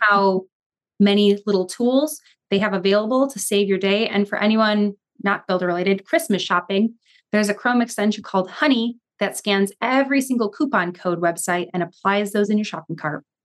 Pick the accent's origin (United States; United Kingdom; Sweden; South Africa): United States; Chicago, Illinois; in the suburbs, which I was from